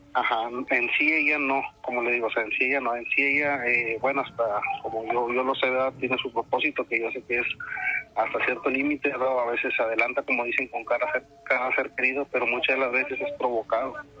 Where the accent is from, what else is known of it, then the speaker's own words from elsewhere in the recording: Tamaulipas, Mexico; aquí donde yo soy, De Tamaulipas